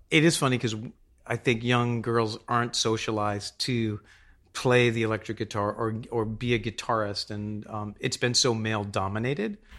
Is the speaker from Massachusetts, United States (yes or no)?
yes; Boston, Massachusetts, United States; I grew up in Boston